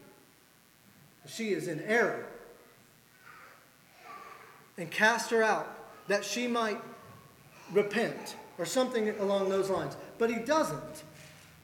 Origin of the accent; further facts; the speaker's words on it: the South, United States; as a Southerner